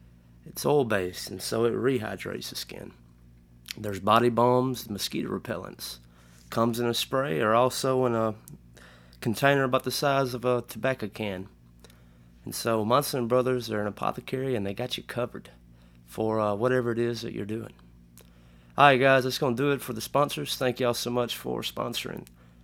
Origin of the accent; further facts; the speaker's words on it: the South, United States; We are from the South, and there's this thing called humidity, and it is the only thing that likes to hang around.